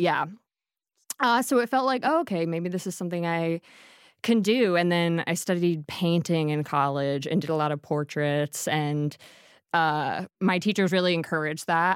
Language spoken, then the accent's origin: English; Harleysville, Pennsylvania, United States; I'm from Harleysville, Pennsylvania